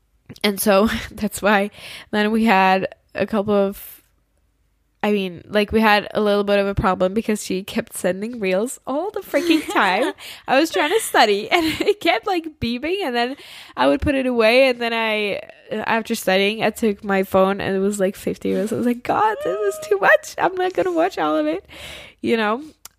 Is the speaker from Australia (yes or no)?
no; Czechia; for me, the Czech Republic is still, like, my home country. It's still a place where it's probably, like, a high chance that I will live there.